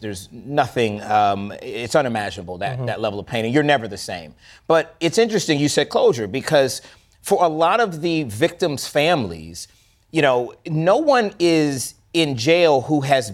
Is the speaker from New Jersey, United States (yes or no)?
no; Florida, United States; now in Atlanta, United States; I live in Atlanta. I was raised in the South. I grew up in Florida.